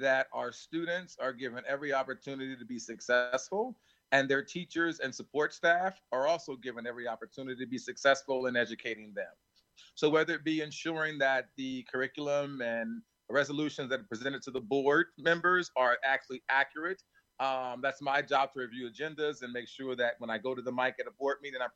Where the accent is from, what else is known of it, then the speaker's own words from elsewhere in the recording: Plainfield, New Jersey, United States; I grew up in Plainfield. I may be one of the rare presidents who actually is serving the community where they grew up.